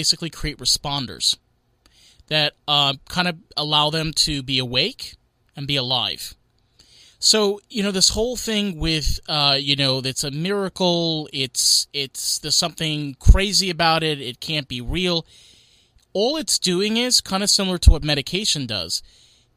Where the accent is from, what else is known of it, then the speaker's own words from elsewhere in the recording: New York, United States; Me as a New Yorker